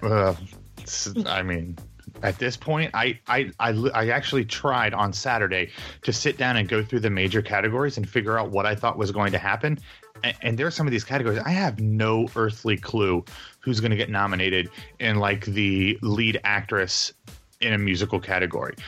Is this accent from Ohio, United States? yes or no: yes; Columbus, Ohio, United States; now in New York, United States; a certain Midwestern metropolis that has a thriving business, educational, and artistic communities, um, which just so al-, also happens to be my hometown